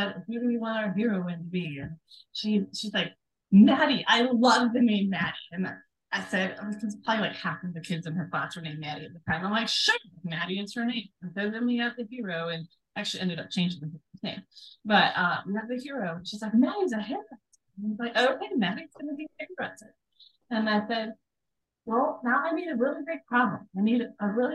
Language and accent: English; Sandwich, Illinois, United States; I was born in a town called Sandwich, Illinois.